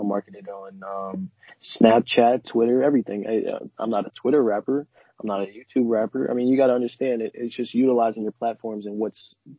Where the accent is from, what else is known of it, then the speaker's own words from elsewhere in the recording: New Orleans, Louisiana, United States; And like I said, man, I'm from New Orleans.